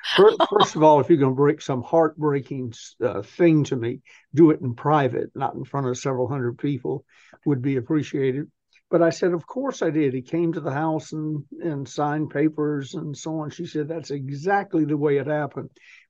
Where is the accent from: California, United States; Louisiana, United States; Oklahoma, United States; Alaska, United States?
California, United States; Apple Valley; also born or lived in Massachusetts; When we moved from Massachusetts to Apple Valley, California in 1948, when I was six, and we were the first non-Native Americans to live there full time.